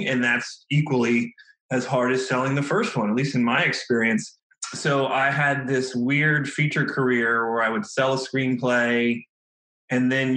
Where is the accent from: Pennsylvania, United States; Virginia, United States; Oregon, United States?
Virginia, United States; right outside DC; moved away as an adult; now in Los Angeles, United States; I grew up in Virginia, right outside DC